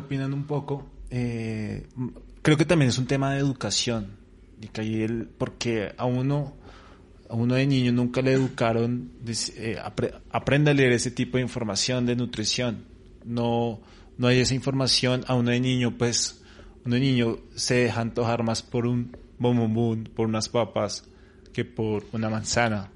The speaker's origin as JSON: {"language": "Spanish", "country": "Colombia", "said": "cómo estamos nosotros, en eh, Colombia"}